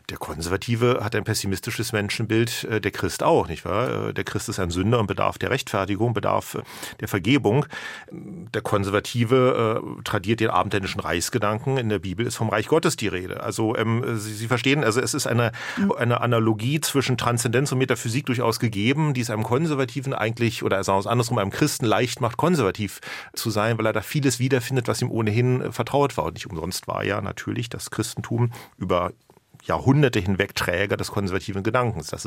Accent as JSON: {"language": "German", "region": "Berlin", "country": "Germany", "said": "ich bin ja auch Berliner, bin also wieder nach Berlin zurückgekehrt"}